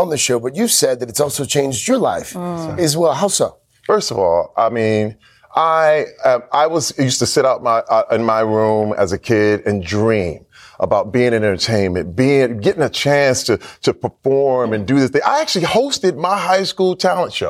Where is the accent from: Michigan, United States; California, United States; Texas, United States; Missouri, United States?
Michigan, United States; Flint; moved away; growing up in Flint, Michigan, it, it was kind of hard